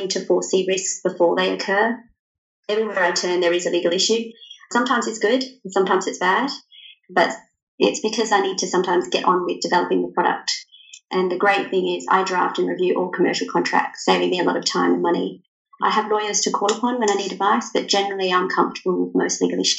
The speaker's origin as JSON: {"language": "English", "country": "Australia", "said": "I'm from Australia, if you can't tell from my accent"}